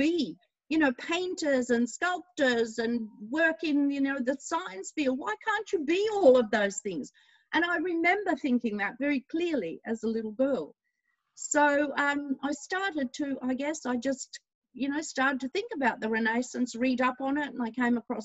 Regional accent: Australia; I was born here in Australia

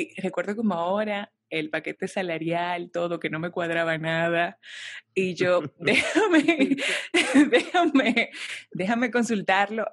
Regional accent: Santo Domingo, Distrito Nacional, Dominican Republic; soy dominicana, nací en Santo Domingo

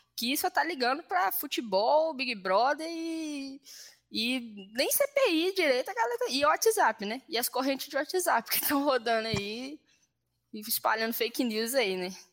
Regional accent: Belo Horizonte, Minas Gerais, Brazil; eu sou da favela do Itaipu aqui

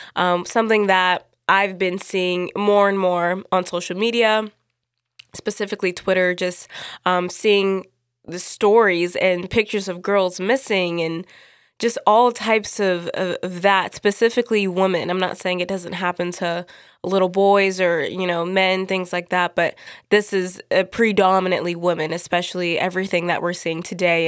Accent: United States; I'm from America

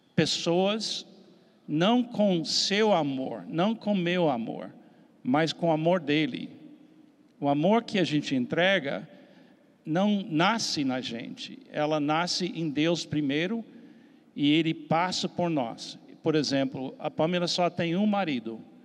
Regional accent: Miami, Florida, United States; accent: American; Portuguese is a second language; moved away as an adult; now in Brazil; sou americano, dá para ouvir pelo sotaque. E nasci na cidade de Miami em 1951

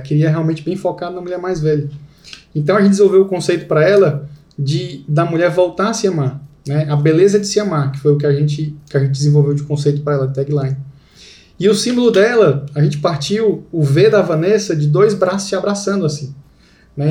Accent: Fortaleza, Ceará, Brazil; eu sou de Fortaleza

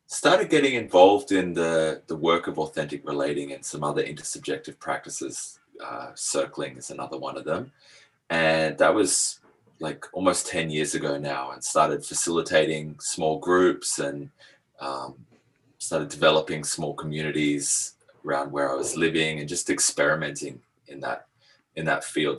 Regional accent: Australia; also born or lived in France / Asia; I was born in France, but grew up in Australia.

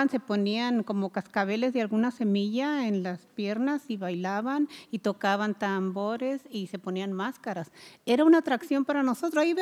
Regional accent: Ciudad Obregón, Sonora, Mexico; yo soy también de Obregón y en ese tiempo pues, yo era una niña

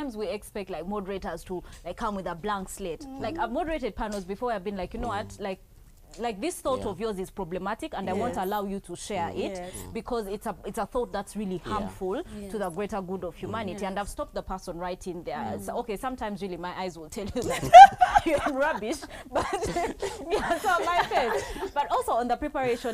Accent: Maracha, Uganda; I come from Maracha.

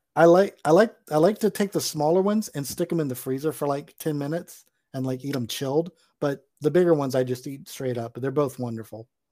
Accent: Charleston, South Carolina, United States; my hometown of Charleston

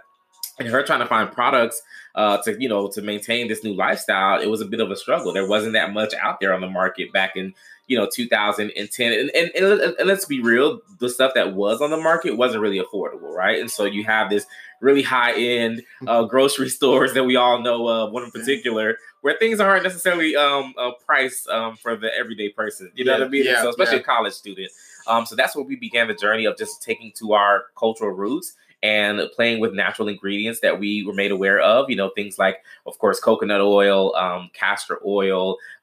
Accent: Florida, United States; also born or lived in Washington, D.C.; now in Dallas, United States; we come from a big family, from Florida originally, you know, lived in other cities like D.C. Now we're living in Dallas

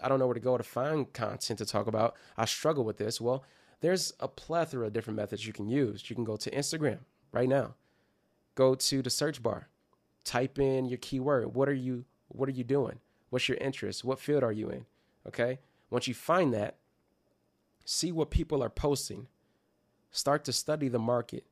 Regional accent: Detroit, Michigan, United States; my hometown team is Detroit Pistons

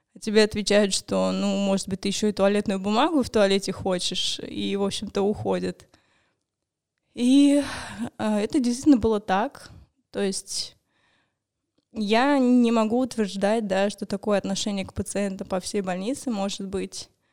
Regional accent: Moscow, Russia; мне 28 лет, я из Москвы. А, я живу здесь, в Москве

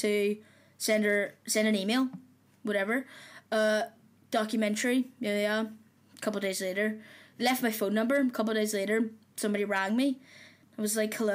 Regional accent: Belfast, Northern Ireland, United Kingdom; accent: Irish; moved away; I'm from Belfast, I just go to uni here

